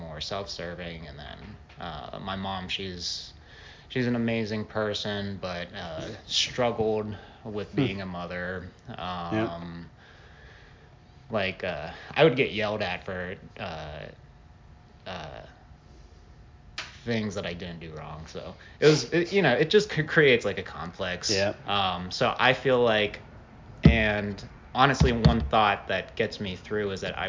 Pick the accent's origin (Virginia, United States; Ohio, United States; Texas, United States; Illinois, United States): Ohio, United States; also born or lived in Japan; now in Dallas, United States; I was born in Japan, I came back here to Ohio, and we went back and forth a couple times or once every couple of years